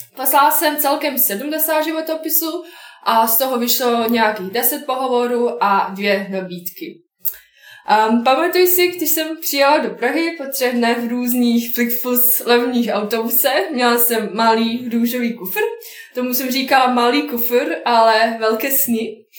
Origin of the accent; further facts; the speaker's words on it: Bosnia & Herzegovina; Czech is a second language; moved away as an adult; now in Prague, Czech Republic; pocházím z Bosny